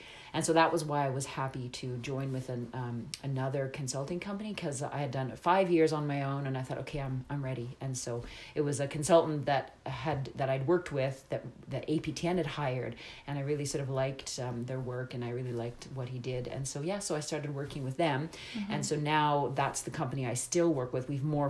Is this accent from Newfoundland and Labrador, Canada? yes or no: no; Northern Ontario, Canada; moved away as an adult; also born or lived in Ottawa; my mom is Irish and French. So I sort of have a sort of mixed bag in my background. But growing up in Northern Ontario